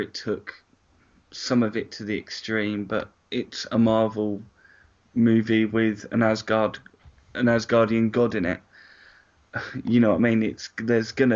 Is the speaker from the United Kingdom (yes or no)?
yes; Surrey, South East England, United Kingdom; I was born and bred in Surrey